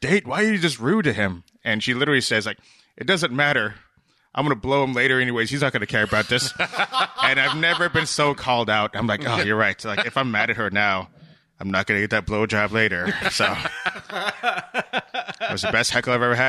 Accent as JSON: {"language": "English", "town": "Boston", "region": "Massachusetts", "country": "United States", "moved": "yes", "said": "I'm originally from Boston"}